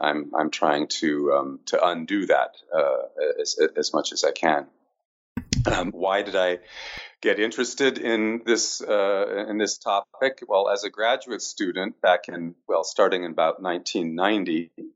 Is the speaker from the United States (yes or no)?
no; Canada; as a Canadian coming from a bilingual country